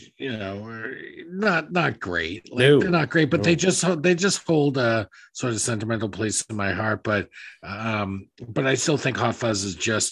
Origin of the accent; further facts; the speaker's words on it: United States; I'm American